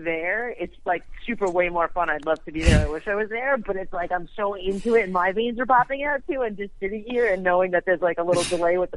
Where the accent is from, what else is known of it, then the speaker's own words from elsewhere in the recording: New York, United States; accent: New York; moved away; my accent comes out thicker as soon as I like touch down in New York